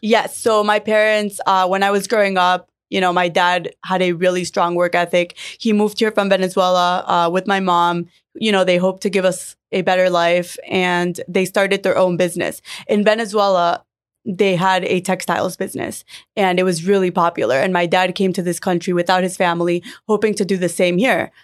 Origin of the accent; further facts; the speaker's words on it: Miami, Florida, United States; I grew up in Miami and I grew up around the industry.